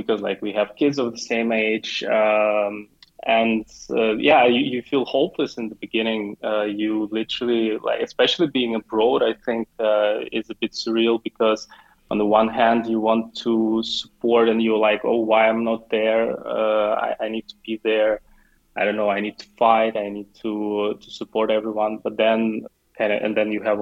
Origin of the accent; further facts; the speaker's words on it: Ukraine; moved away as an adult; now in Dubai, United Arab Emirates; I'm from Ukraine, but I'm not in Ukraine. The last 10 years, I live in Dubai.